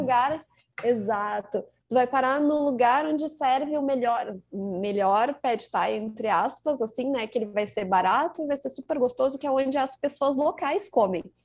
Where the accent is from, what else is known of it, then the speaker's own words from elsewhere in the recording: Rio Grande do Sul, Brazil; accent: gaúcho; Eu que sou gaúcha, como dá pra perceber pelo sotaque